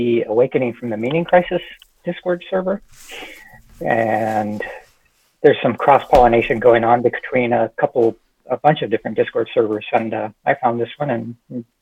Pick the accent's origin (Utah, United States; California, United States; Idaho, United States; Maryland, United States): California, United States; moved away as an adult; now in Texas, United States; I grew up in California, came to Texas about 16 years ago.